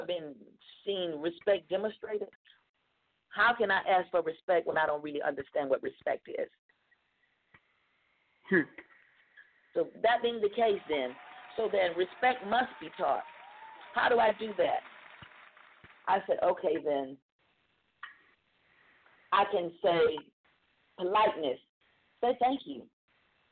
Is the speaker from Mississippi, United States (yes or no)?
yes; Mississippi, United States; I'm from the South, Mississippi to be exact